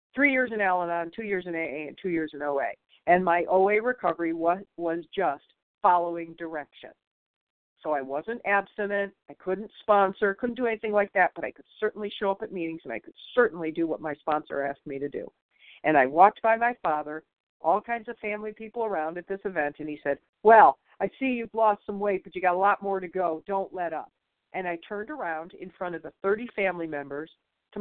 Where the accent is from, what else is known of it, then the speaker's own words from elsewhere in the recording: Michigan, United States; I'm from Michigan